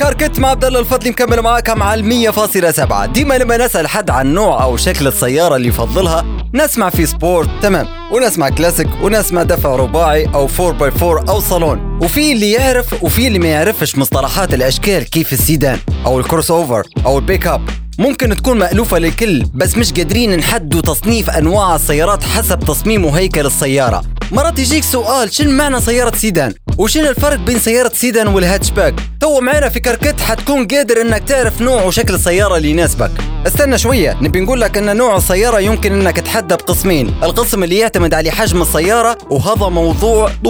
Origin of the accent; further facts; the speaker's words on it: Libya; عندنا في ليبيا